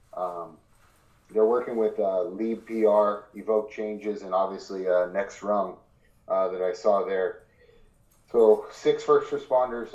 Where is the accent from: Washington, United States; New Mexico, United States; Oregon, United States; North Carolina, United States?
Oregon, United States; Ashland area; my hometown